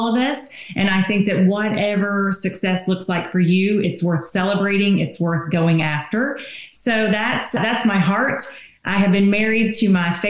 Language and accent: English; Tennessee, United States; accent: Southern; So I'm from Tennessee.